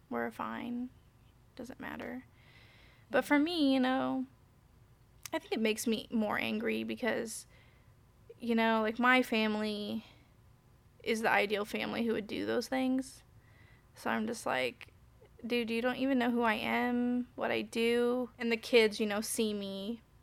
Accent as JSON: {"language": "English", "town": "Indianapolis", "region": "Indiana", "country": "United States", "tie": "born or raised there", "said": "I'm from Indianapolis, right, so but I was in like an Avon area"}